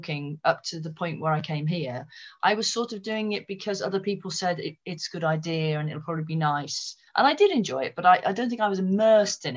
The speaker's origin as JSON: {"language": "English", "town": "Malvern", "region": "West Midlands", "country": "United Kingdom", "tie": "born or raised there", "also_born_or_lived": "Wales", "said": "I grew up, I was actually born in Wales, but my parents moved from there, and I grew up primarily in Malvern in Worcestershire."}